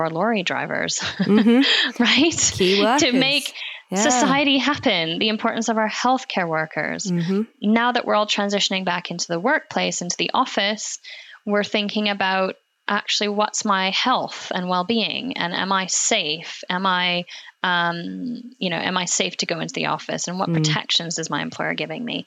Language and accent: English; Alberta, Canada; moved away; I grew up actually in Alberta, which is in Canada.